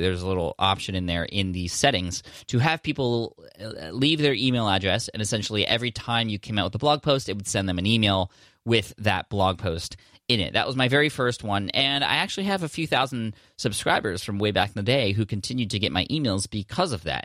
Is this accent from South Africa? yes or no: no; Czechia; I'm from Czech Republic